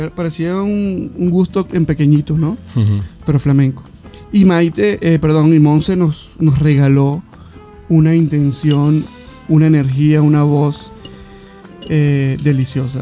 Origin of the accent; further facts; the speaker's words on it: Venezuela; yo, soy de Venezuela